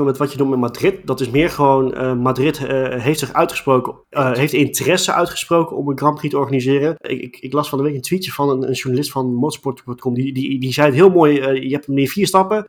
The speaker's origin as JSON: {"language": "Dutch", "country": "Netherlands", "said": "ons als Nederlanders"}